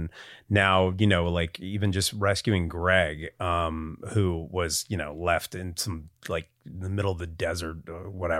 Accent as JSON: {"language": "English", "country": "United States", "tie": "born or raised there", "said": "I grew up 45 minutes outside of New York City"}